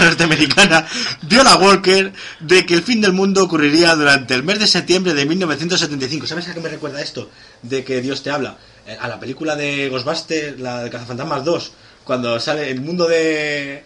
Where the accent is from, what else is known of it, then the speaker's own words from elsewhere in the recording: Alcalá de Henares, Community of Madrid, Spain; mi pueblo es una ciudad de 200 200.000 habitantes